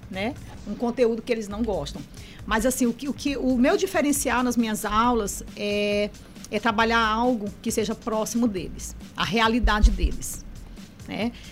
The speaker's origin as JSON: {"language": "Portuguese", "region": "Piauí", "country": "Brazil", "lives_now": "São Luís, Brazil", "said": "Então eu vim para cá em 2002. Sou piauiense e construí família já, né, na capital."}